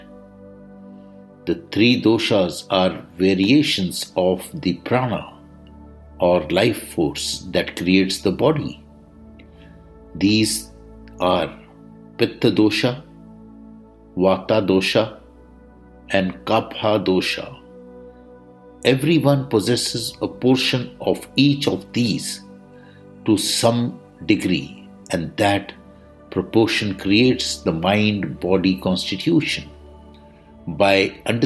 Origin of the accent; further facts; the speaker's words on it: India; I am the Indian monk